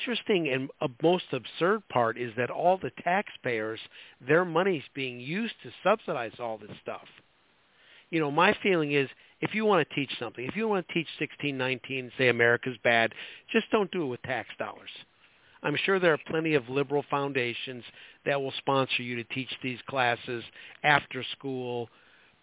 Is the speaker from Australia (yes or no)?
no; Chicago, Illinois, United States; moved away; I'm from Chicago originally. It was, when I was growing up there, it was a great town